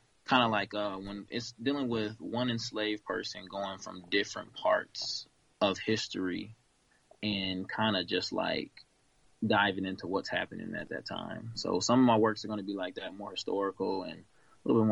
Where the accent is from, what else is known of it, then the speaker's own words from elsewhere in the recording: Florida panhandle, United States; also born or lived in Kansas City, Missouri; I was born in Kansas City, Missouri, raised in the panhandle of Florida, Long Beach area